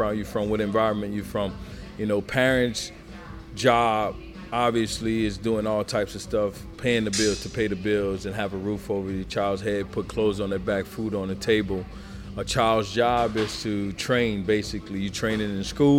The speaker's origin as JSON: {"language": "English", "town": "Metairie", "region": "Louisiana", "country": "United States", "tie": "born or raised there", "also_born_or_lived": "Miami / Baltimore", "moved": "as an adult", "said": "I grew up in a small town on the west side of New Orleans called Metairie, Shrewsbury, Louisiana"}